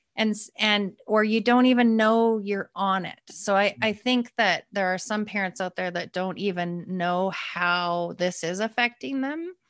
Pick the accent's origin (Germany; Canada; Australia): Canada; Calgary, Alberta; moved away; I'm from Calgary